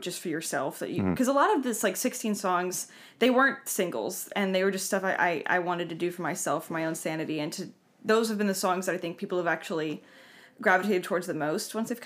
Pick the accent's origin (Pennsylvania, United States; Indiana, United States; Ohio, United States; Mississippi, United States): Mississippi, United States; now in Nashville, United States; I'm originally from Mississippi